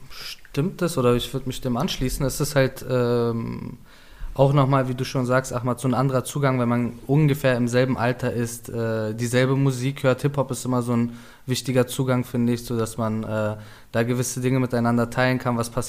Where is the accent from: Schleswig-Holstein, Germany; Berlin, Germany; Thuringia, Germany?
Berlin, Germany; Wenn ich dann sage, dass ich aus Kreuzberg bin, aus Neukölln bin und eh hier aufgewachsen bin, dann interessiert sie